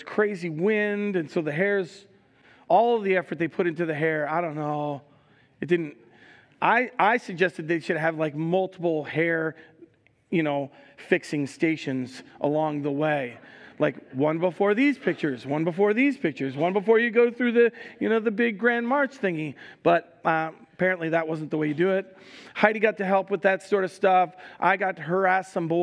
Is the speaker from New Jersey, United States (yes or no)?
yes; New Jersey, United States; I'm from Jersey